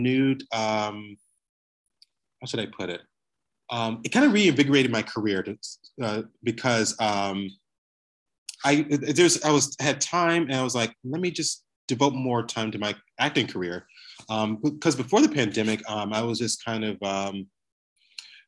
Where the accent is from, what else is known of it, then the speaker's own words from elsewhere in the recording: Roanoke, Virginia, United States; now in Brooklyn, United States; I'm originally from Roanoke, Virginia. I was born and raised there